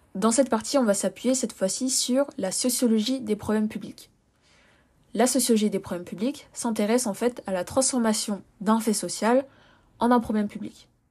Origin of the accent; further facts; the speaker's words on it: France; I'm French, French, je suis française